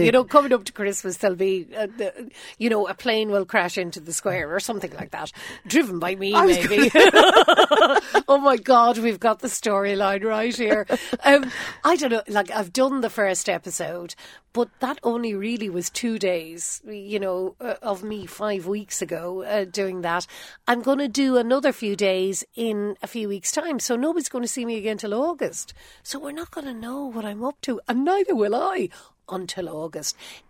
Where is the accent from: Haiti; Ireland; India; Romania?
Ireland; accent: Irish; I'm an Irish woman